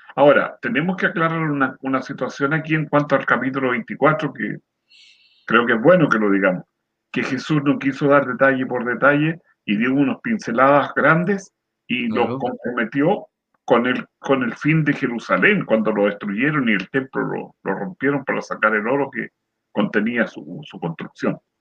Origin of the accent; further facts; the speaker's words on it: San Antonio, Valparaíso, Chile; yo soy nacido en el campo, cerca de San Antonio, por allá por Cuncumén